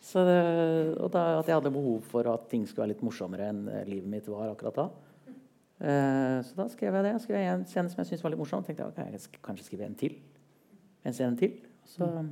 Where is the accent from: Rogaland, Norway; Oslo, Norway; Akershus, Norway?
Oslo, Norway; jeg kommer fra Oslo